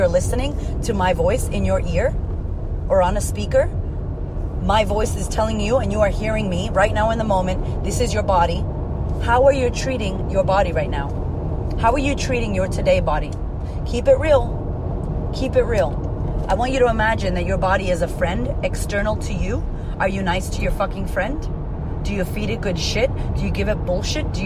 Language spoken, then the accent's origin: English; United States; also born or lived in Puerto Rico; I am Puerto Rican, that I am from America